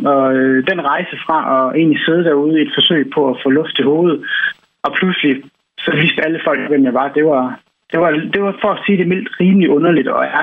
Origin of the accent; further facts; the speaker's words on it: Jutland, Denmark; jeg er jo østjyde, og forhåbentlig stadigvæk begge mine fødder plantet godt i den jyske muld.